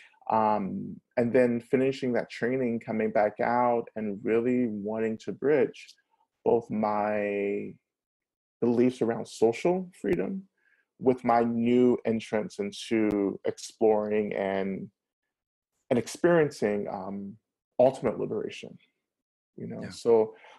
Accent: the South, United States; I grew up in the South, so I'm really influenced by Southern culture

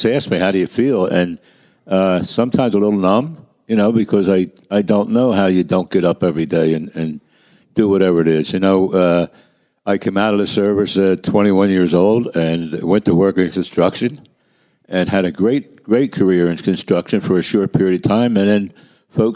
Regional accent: Philadelphia, Pennsylvania, United States; I come from Kensington

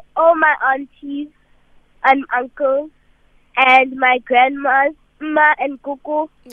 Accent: Pretoria, Gauteng, South Africa; I'm 9 years old and I'm from Pretoria.

